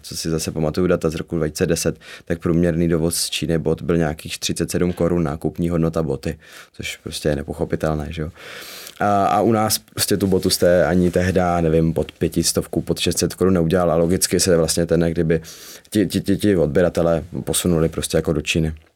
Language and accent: Czech; Zlín, Zlín Region, Czechia; ve Zlíně, s kama pocházím